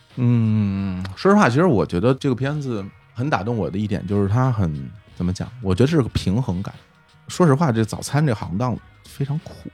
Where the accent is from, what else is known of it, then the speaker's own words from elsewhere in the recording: Beijing, China; moved away as an adult; also born or lived in Shanghai; 我是在北京长大嘛，后来到了上大学的时候，我在上海